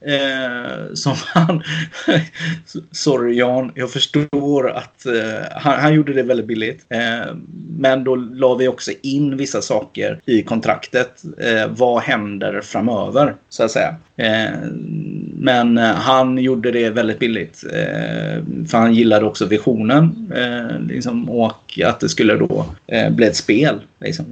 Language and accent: Swedish; Gothenburg, Västra Götaland, Sweden; de som bor i Kortedala. liksom, eh, där jag kommer ifrån